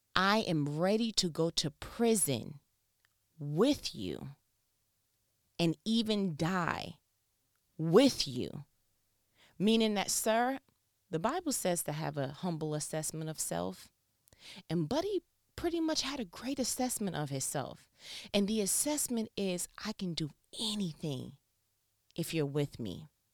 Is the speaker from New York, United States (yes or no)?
yes; New York, United States; I'm from New York